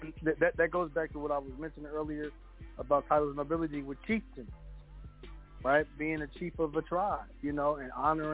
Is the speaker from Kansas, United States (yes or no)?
yes; Kansas, United States; Listen, man, I'm from Kansas, man.